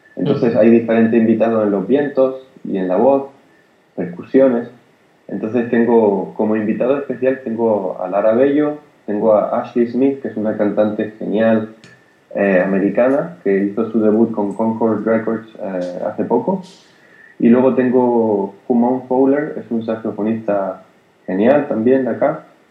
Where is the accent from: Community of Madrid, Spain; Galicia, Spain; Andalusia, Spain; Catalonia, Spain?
Andalusia, Spain; Granada; Yo soy de Granada y en, en, casa convivía con el, jazz que escuchaba mi padre